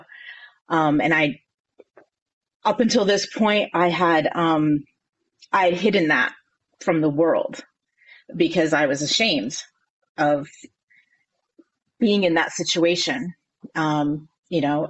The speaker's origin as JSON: {"language": "English", "region": "Connecticut", "country": "United States", "tie": "born or raised there", "also_born_or_lived": "North Carolina", "moved": "as an adult", "said": "I was born and raised here in Connecticut, but I was living in North Carolina"}